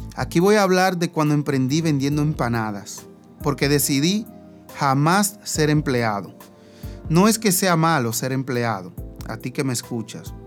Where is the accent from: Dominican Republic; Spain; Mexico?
Dominican Republic; Higüey, La Altagracia; me voy a quedar en mi pueblo